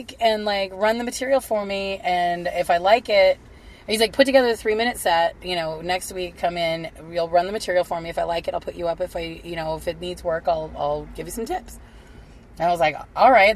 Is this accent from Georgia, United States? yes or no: no; Kingman, Arizona, United States; I was living in my hometown of Kingman